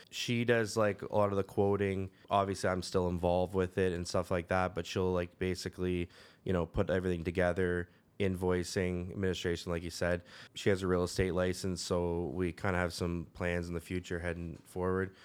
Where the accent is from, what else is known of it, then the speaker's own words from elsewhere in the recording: Caledon, Ontario, Canada; I grew up in Caledon